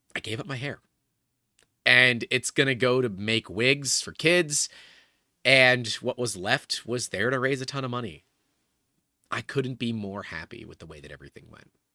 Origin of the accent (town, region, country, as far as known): United States